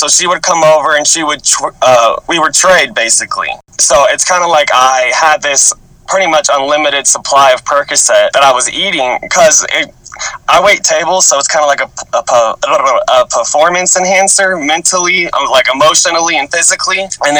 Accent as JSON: {"language": "English", "town": "Murfreesboro", "region": "Tennessee", "country": "United States", "tie": "born or raised there", "also_born_or_lived": "Antioch, Tennessee", "said": "Okay, so do you know Murfreesboro? I do, yeah. Yeah, that's kind of where I grew up"}